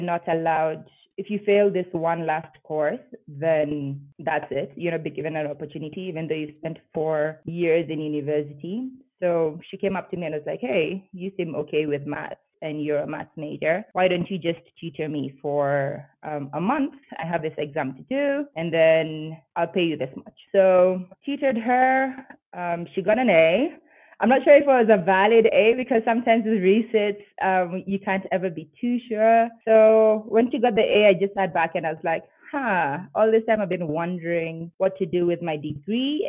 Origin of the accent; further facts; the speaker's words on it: Nairobi, Kenya; moved away as an adult; now in Bogota, Colombia; I'm from Nairobi, Kenya